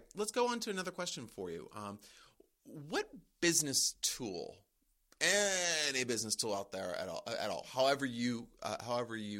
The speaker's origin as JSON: {"language": "English", "region": "East Coast", "country": "United States", "said": "I'm an East Coast person"}